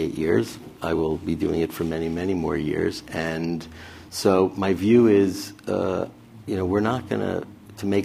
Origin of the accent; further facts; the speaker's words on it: Roslyn, New York, United States; moved away as an adult; also born or lived in Ann Arbor, Michigan; I was a kid from Roslyn, Long Island